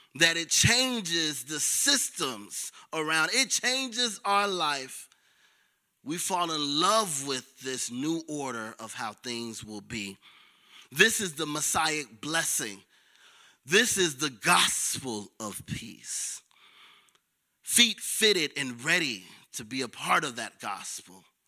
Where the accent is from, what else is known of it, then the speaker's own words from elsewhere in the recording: Chicago, Illinois, United States; I'm from the South Side of Chicago